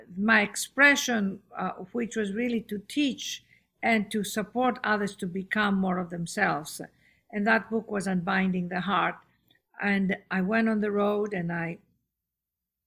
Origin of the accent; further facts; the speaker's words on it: Athens, Attica, Greece; moved away as an adult; also born or lived in London / Los Angeles; born and raised in Athens, Greece, educated in London at the Royal Academy of Dramatic